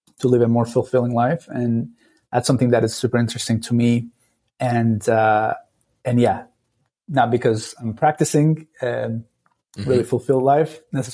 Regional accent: Istanbul, Turkey; moved away as an adult; now in San Francisco Bay Area, United States; I grew up in Turkey, in Istanbul, a crazy town of 18 million people

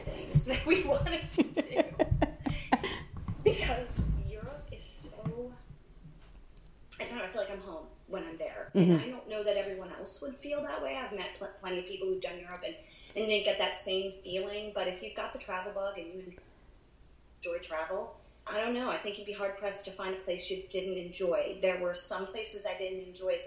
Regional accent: United States

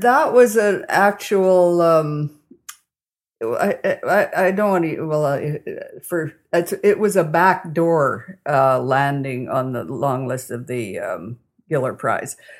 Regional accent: Calgary, Alberta, Canada; also born or lived in Vulcan, Alberta / Milo, Alberta / Toronto / Portage la Prairie; now in Kamsack, Canada; back to Calgary, where I spent most of my growing up years.

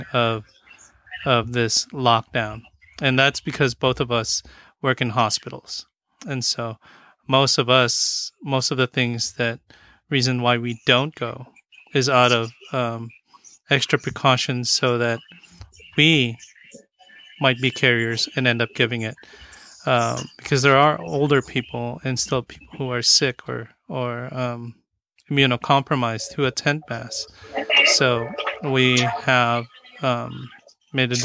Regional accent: Philippines; now in United States; I am Filipino

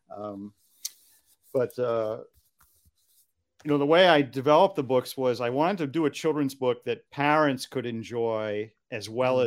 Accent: Hingham, Massachusetts, United States; where I grew up in Hingham, Massachusetts

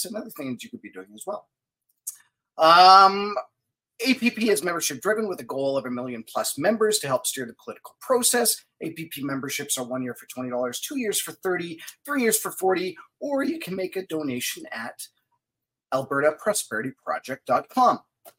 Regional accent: Manitoba, Canada; moved away; I grew up in Manitoba

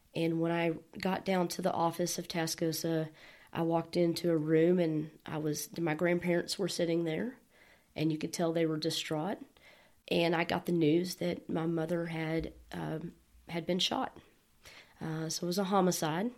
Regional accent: Bushland, Texas, United States; also born or lived in Dumas, Texas / Amarillo, Texas; I grew up in Bushland, and I moved away for a period of time for about nine years, and somehow Amarillo has sucked me back

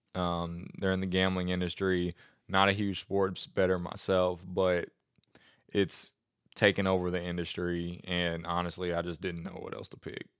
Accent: United States; I'm just an American

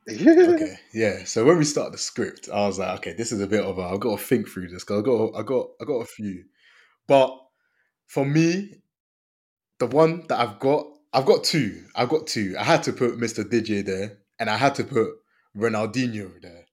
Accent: Côte d’Ivoire; moved away; also born or lived in London; I'm from the Ivory Coast

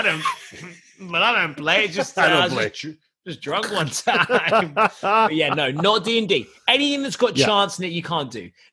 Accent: England, United Kingdom; I am English

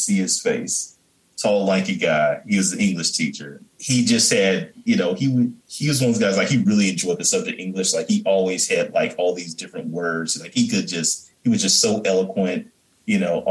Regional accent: Fairburn, Georgia, United States; I grew up down here in Fairburn, Georgia.

